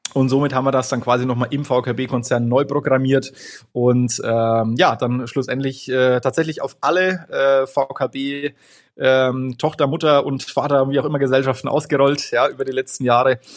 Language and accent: German; Franconia, Bavaria, Germany; bei uns in Franken